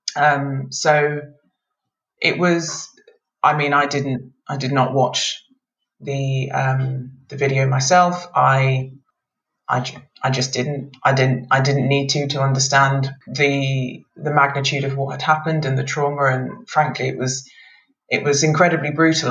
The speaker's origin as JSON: {"language": "English", "region": "England", "country": "United Kingdom", "tie": "born or raised there", "also_born_or_lived": "Nigeria / Scotland", "said": "we lived up in Scotland for a number of years before moving down to England um, when I was uh, about five or six years old, and we've been in England ever since"}